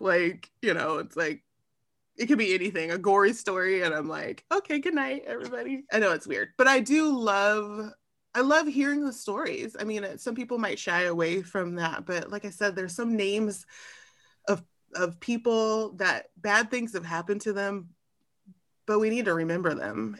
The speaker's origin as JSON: {"language": "English", "town": "Long Beach", "region": "California", "country": "United States", "tie": "born or raised there", "also_born_or_lived": "Arizona", "said": "I grew up in Long Beach, California."}